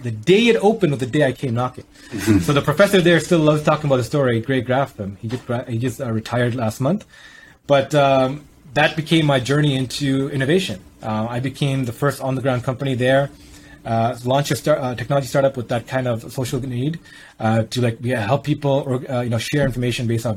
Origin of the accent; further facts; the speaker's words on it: Toronto, Ontario, Canada; I grew up in Scarborough, which is predominantly one of the most ethnically diverse areas on the planet.